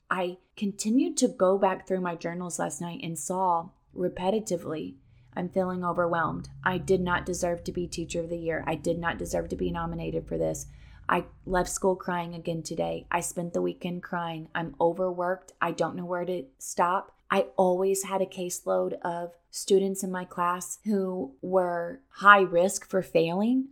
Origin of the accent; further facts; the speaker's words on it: Missouri, United States; moved away as an adult; now in Florida, United States; I was born and raised in Missouri